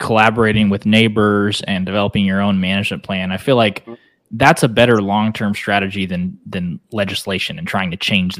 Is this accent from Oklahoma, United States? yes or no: yes; Northeast Oklahoma, United States; I grew up in Northeast Oklahoma